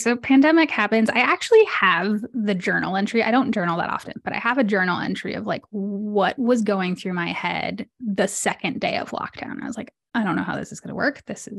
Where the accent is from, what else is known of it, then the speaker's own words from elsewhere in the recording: Mexico City, Mexico; also born or lived in London; I'm a third culture kid. I was born in London, grew up in Mexico City.